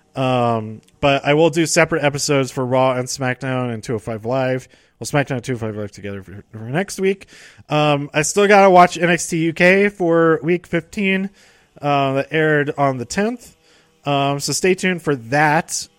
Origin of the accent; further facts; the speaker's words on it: Denver, Colorado, United States; I'm from Denver